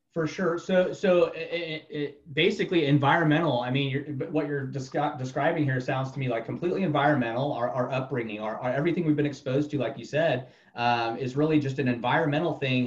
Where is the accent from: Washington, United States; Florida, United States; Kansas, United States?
Florida, United States; moved away; I've been all over the United States, but I grew up mainly in Florida.